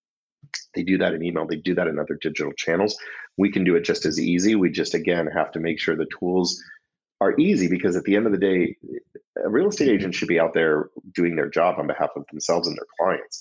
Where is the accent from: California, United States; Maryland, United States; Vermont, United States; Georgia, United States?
California, United States; Foster City; also born or lived in Upper Westchester, New York; I grew up in Foster City, San Mateo, which is a suburb right outside of San Francisco